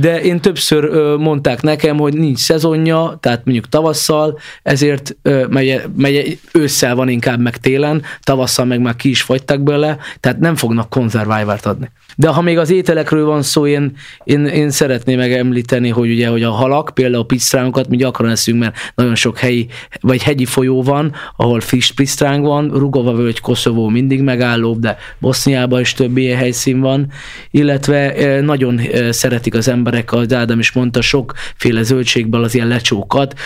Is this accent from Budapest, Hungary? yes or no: yes; Budapest, Hungary; ezt Pestiként már azért sokszor nem érezzük